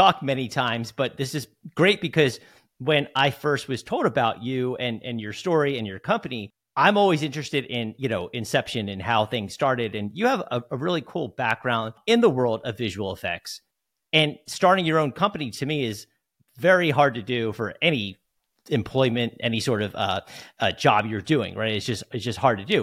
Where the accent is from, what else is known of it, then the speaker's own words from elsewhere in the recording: New Jersey, United States; moved away; I'm from New Jersey